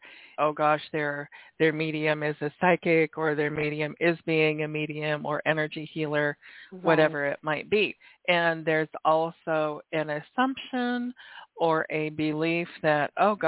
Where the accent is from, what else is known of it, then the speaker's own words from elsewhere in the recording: Oregon, United States; born there; also born or lived in Washington / California; I was born in Oregon, lived in Washington.